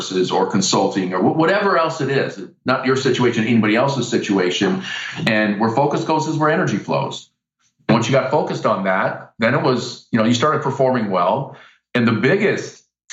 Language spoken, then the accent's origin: English; Iowa, United States; I'm from Iowa.